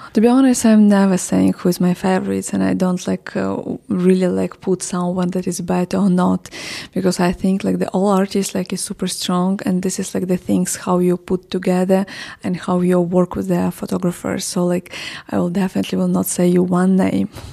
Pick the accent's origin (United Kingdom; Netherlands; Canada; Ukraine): Ukraine; Odesa, Odesa Oblast; English is a second language; moved away as an adult; now in Kyiv, Ukraine; I'm from Odessa originally.